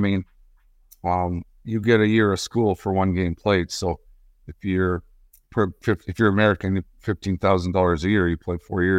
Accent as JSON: {"language": "English", "town": "Windsor", "region": "Ontario", "country": "Canada", "tie": "born or raised there", "said": "Yeah, I grew up in Windsor."}